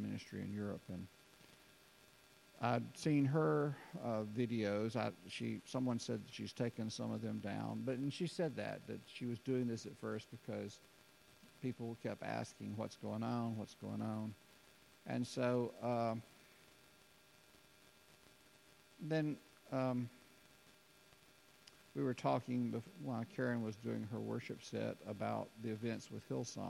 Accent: Alabama, United States; I was from Alabama

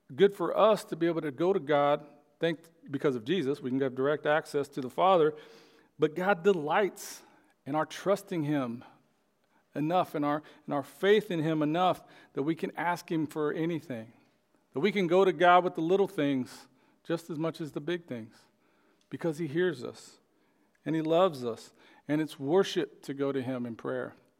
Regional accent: Oklahoma, United States; born or raised there

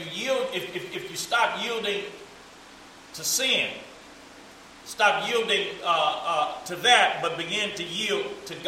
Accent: United States; We grew up in America

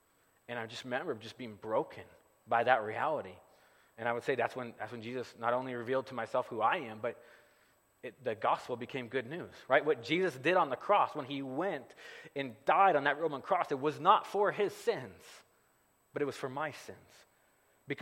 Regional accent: Gardnerville, Nevada, United States; moved away; I grew up here in the Carson Valley. I grew up right around the corner from Sharky's Casino

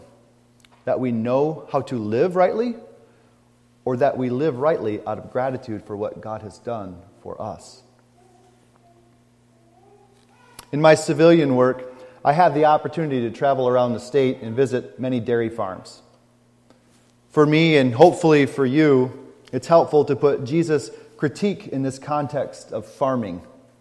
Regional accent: McBain, Michigan, United States; also born or lived in Bad Axe, Michigan; Growing up in McBain, I never saw that.

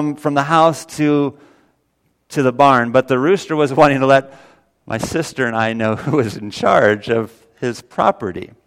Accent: Missouri, United States; also born or lived in Illinois; I was 7 years old, and my mom and dad and my sister and I, we moved from Illinois down to Missouri

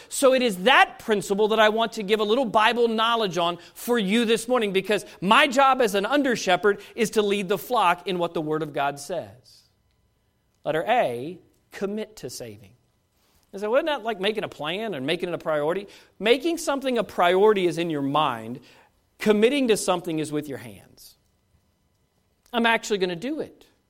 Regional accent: United States; as an American

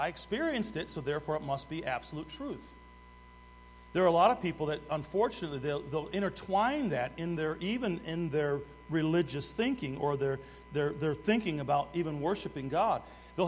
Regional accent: Detroit, Michigan, United States; I grew up in Detroit

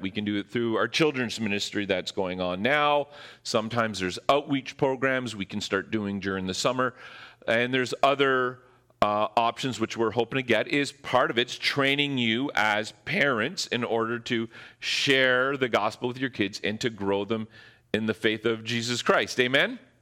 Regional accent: Ontario, Canada; now in Squamish, Canada; I'm from Ontario

